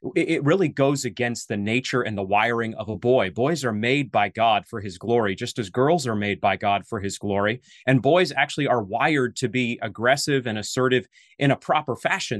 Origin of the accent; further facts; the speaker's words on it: Maine, United States; moved away; You're in my native New England. I'm from Maine